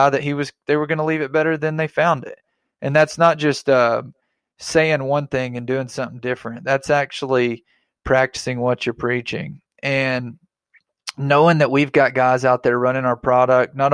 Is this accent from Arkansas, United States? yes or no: yes; Arkansas, United States; I'm from Arkansas.